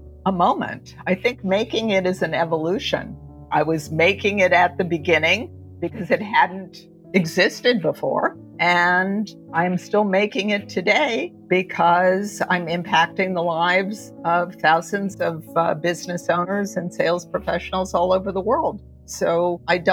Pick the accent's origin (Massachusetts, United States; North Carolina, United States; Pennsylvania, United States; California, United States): Pennsylvania, United States; Pittsburgh; moved away as an adult; now in New York City, United States; grew up in Pittsburgh, Pennsylvania